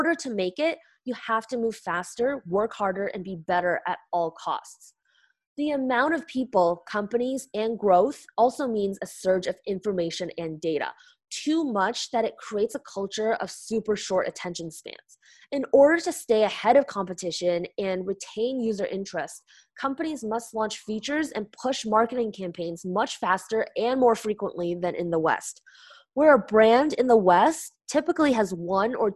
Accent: Canada; now in United States; as a Canadian, Chinese, working in the US

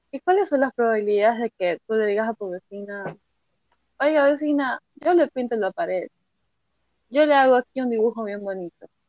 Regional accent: Ecuador; como ecuatoriano

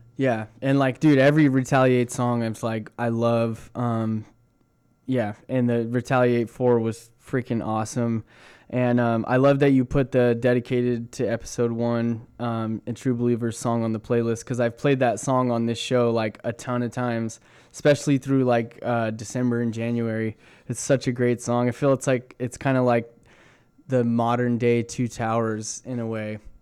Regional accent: Corona, California, United States; moved away as an adult; now in Santa Barbara, United States; I grew up in Corona, like right by the Showcase Theater

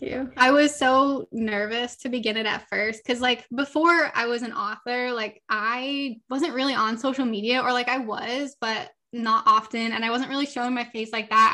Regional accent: Los Angeles, California, United States; I grew up, I was born and raised in Southern California, Los Angeles, never left here

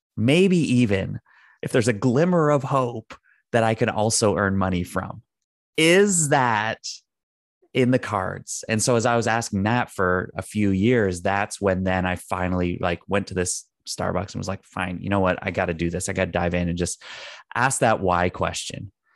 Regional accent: Canada; I'm Canadian

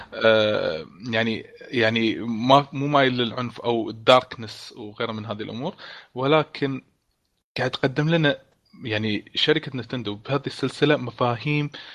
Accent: Kuwait; عندنا بالكويت

